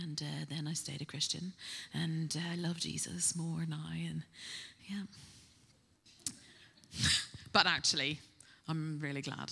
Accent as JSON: {"language": "English", "region": "Northern Ireland", "country": "United Kingdom", "moved": "as an adult", "lives_now": "Bristol, United Kingdom", "said": "I'm originally from Northern Ireland, if you pick up a little twang, but I've been in Bristol for 20 years. I came to study here"}